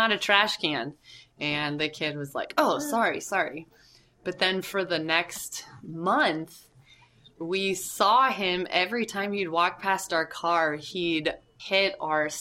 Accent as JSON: {"language": "English", "region": "Southern California", "country": "United States", "also_born_or_lived": "Annandale, Virginia", "moved": "yes", "lives_now": "Washington, D.C., United States", "said": "We're originally from Southern California, and we lived in Annandale for 4 years in a basement apartment before moving to Anacostia"}